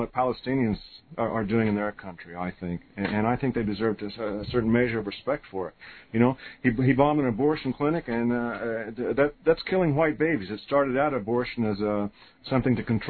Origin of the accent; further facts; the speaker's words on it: United States; as an American